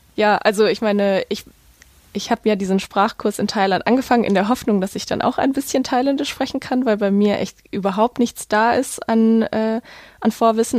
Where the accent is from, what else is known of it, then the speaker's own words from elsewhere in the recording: Essen, North Rhine-Westphalia, Germany; in meiner Stadt, wo ich aufgewachsen bin, in Essen